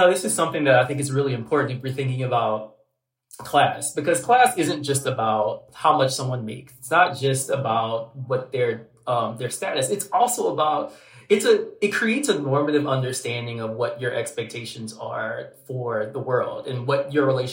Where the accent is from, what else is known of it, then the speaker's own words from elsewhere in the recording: Southern Louisiana, United States; I'm from Southern Louisiana